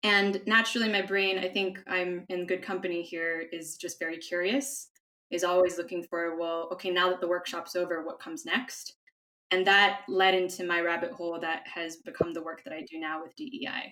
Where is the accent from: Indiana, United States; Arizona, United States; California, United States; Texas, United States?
California, United States; Los Angeles; moved away as an adult; also born or lived in East Coast, United States / Spain; now in Madrid, Spain; I'm originally from California, from Los Angeles, but I am a second generation American. My parents are Filipino originally